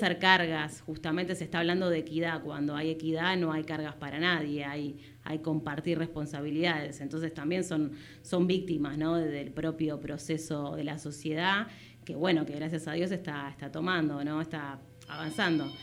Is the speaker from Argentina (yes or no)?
yes; Buenos Aires, Argentina; yo soy de Barracas